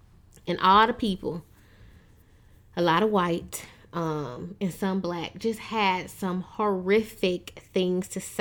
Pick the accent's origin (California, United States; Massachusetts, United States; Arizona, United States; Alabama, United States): Alabama, United States; Tuscaloosa; moved away; also born or lived in Michigan; I was born in Michigan, but I grew up after, you know, I left there in Tuscaloosa, Alabama